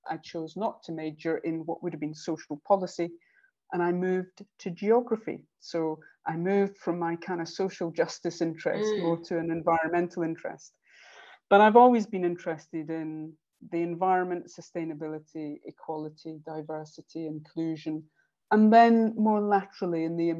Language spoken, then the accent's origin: English; Stirling, Scotland, United Kingdom; moved away as an adult; also born or lived in Edinburgh / London; now in Cardiff, United Kingdom; Stirling University, which was actually in my hometown